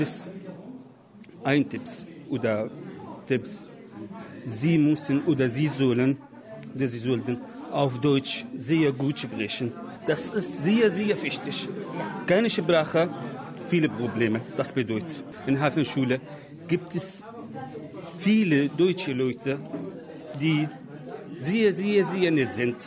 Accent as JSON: {"language": "German", "country": "Syria", "second_language": "German", "moved": "as an adult", "lives_now": "Germany", "said": "ich komme aus Syrien"}